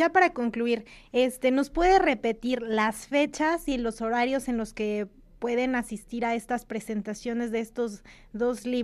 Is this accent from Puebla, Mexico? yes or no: yes; Poblano, Puebla, Mexico; para los que somos poblanos, ¿no?